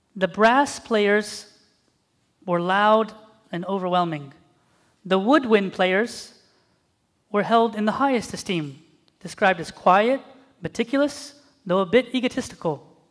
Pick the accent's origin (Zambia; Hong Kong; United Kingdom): Zambia; moved away; I was from Zambia